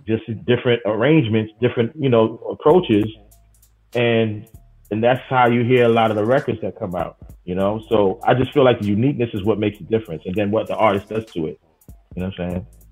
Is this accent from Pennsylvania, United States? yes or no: no; New York City, New York, United States; Growing up in Queens